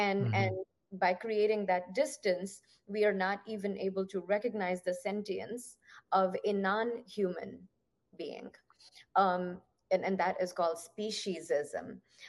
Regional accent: Punjab, India; I come from the northwestern part, and a lot of people say that the Middle East sort of starts where I come from. I'm a Punjabi

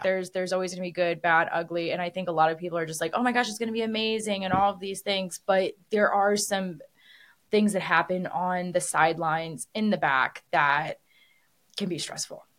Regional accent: Midwest, United States; now in Las Vegas, United States; I am from the Midwest and I moved to Vegas

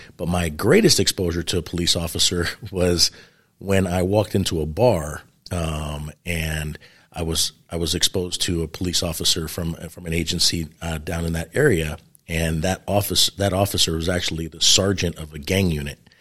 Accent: New York City, New York, United States; moved away; I grew up in New York City, New York, which is a really interesting upbringing

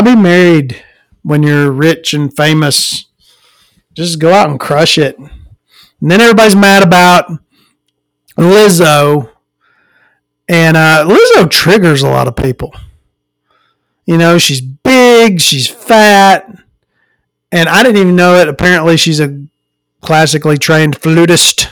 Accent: Florence, Alabama, United States; I'm from the Florence area

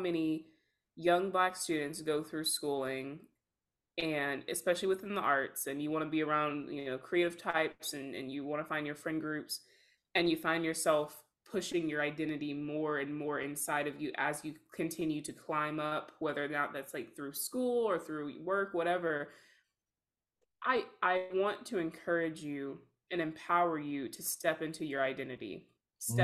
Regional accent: the South, United States; We are both from the South, raised in very religious households

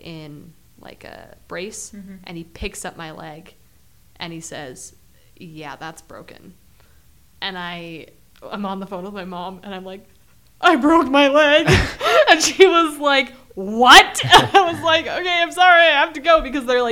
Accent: Utah, United States; I'm used to skiing on powder because I grew up in Utah

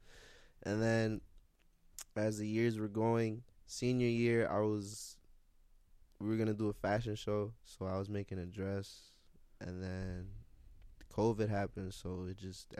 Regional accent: Yonkers, New York, United States; also born or lived in Manhattan; I'm not from Manhattan. I was born in Manhattan, but I'm from Yonkers.

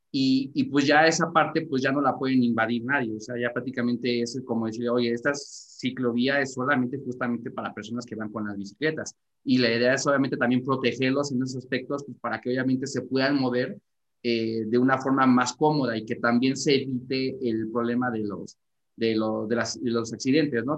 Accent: Mexico; nosotros como mexicanos

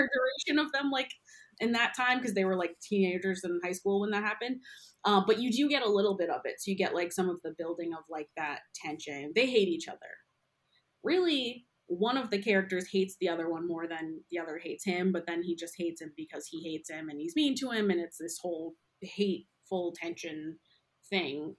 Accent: outside Boston, Massachusetts, United States; moved away as an adult; now in New York City, United States; I'm from outside the city, and then I moved to Boston. I went to school there and went to college there

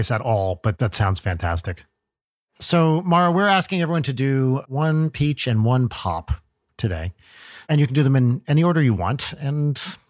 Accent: United States; I grew up north of it.

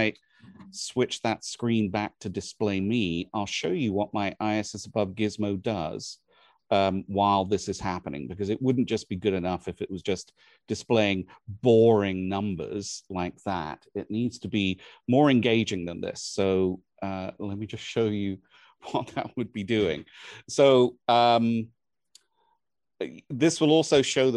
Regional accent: England, United Kingdom; moved away; where I was born and raised in England

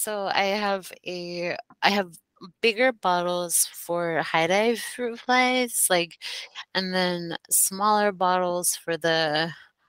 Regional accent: Denver, Colorado, United States; moved away; also born or lived in East Coast; I was born and raised in Denver, Colorado

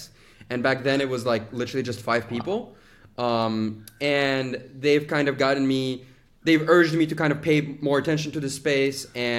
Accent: Azerbaijan; also born or lived in United States; Originally, I am from Azerbaijan, went to school in the United States, studied Chinese and finance.

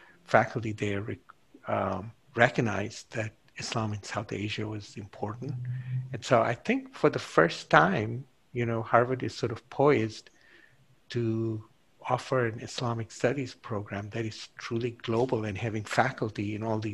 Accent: Kenya; moved away; because I was raised in Kenya, I knew Swahili

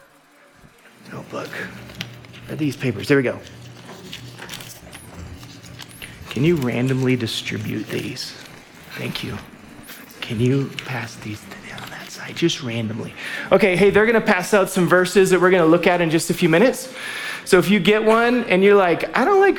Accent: Alaska, United States; moved away; also born or lived in Waco; I'm from Alaska

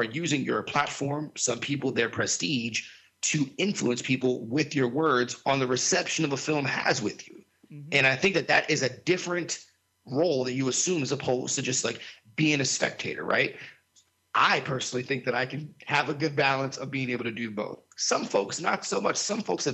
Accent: South Florida, United States; where I grew up in South Florida

